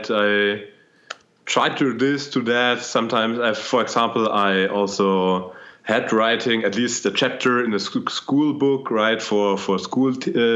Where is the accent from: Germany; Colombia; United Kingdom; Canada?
Germany; I'm from Germany